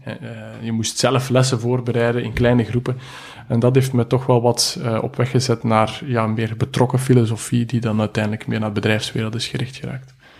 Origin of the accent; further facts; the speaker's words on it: Belgium; ik ben een Belg